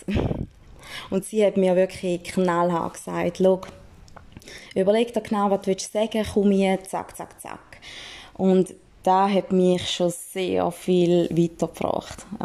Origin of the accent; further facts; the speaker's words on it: St. Gallen, Switzerland; Man hört es vielleicht leicht, ich bin aus dem Toggenburg, einfach, dass das schon mal draußen ist.